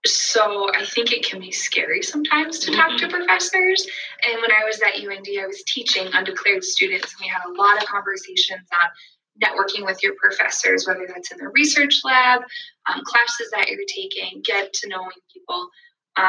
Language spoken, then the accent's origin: English; West Fargo, North Dakota, United States; I'm from West Fargo, born and raised.